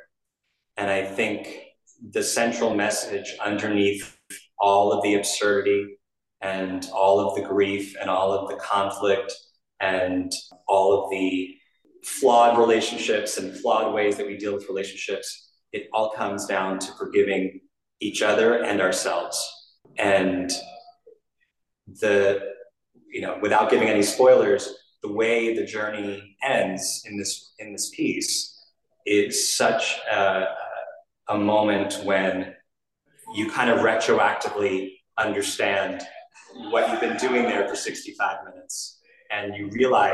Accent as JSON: {"language": "English", "region": "New York", "country": "United States", "tie": "born or raised there", "said": "I was a kid actor growing up in New York"}